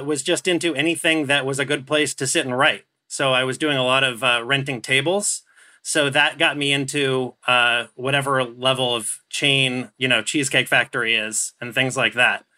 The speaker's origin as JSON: {"language": "English", "area": "Orange County", "region": "California", "country": "United States", "tie": "born or raised there", "said": "I grew up in Orange County"}